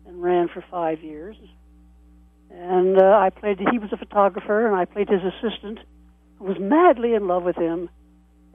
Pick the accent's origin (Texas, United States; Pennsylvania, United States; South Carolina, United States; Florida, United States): Pennsylvania, United States; Erie; moved away as an adult; also born or lived in Schenectady, New York / Michigan / California; I was born in Schenectady, New York, and raised in Erie, Pennsylvania, educated in Michigan, went out to California in 49